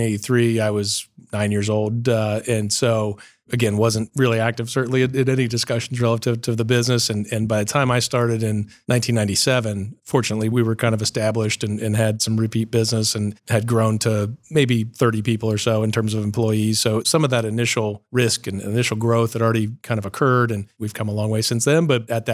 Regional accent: Columbus, Ohio, United States; I was born in Columbus, Ohio, born and raised here, Riverside Hospital, and class of 1974. And so born and raised here, grew up in Upper Arlington.

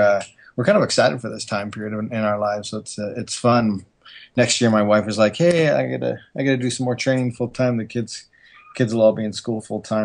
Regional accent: Calgary, Alberta, Canada; now in Utah, United States; I'm actually from Calgary, Alberta, Canada, and I love being from Canada. But I do love living in Utah now.

